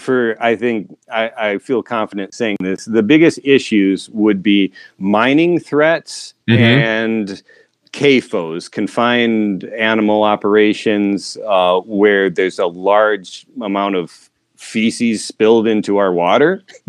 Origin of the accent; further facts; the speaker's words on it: Southern Michigan, United States; moved away as an adult; I grew up in Southern Michigan, just half an hour south of the capital, Lansing, a small liberal arts college town. My dad was professor, academic dean, librarian there.